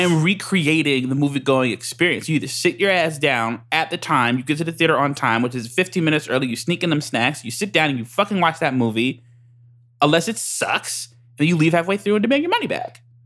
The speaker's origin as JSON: {"language": "English", "country": "United States", "said": "I'm American"}